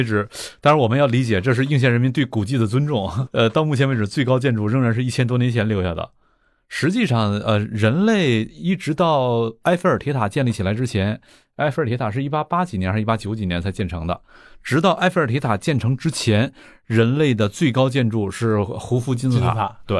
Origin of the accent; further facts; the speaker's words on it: Fuxin, Liaoning, China; moved away; 在咱们老家辽宁阜新，